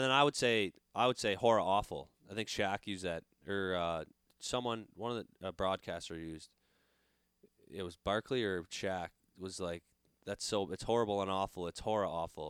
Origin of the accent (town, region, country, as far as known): Canada; now in United States